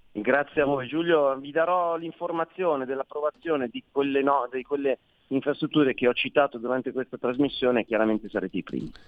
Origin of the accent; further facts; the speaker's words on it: Milan, Lombardy, Italy; accent: Milanese; come si sente dal mio accento sono milanese